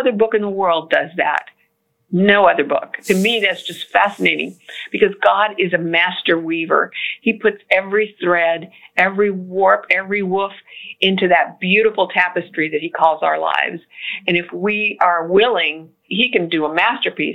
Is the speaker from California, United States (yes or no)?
yes; California, United States; moved away as an adult; also born or lived in Florida / Washington, D.C.; now in Houston, United States; I was born in Florida and we moved to California when I was little, and California was all really I knew as a way of life